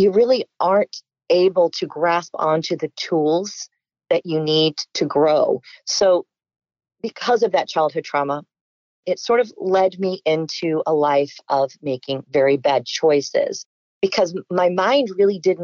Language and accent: English; Tampa, Florida, United States; also born or lived in Fort Lauderdale, Florida; I am originally from Fort Lauderdale, Florida, and I grew up in Tampa, Florida. So I am a Florida native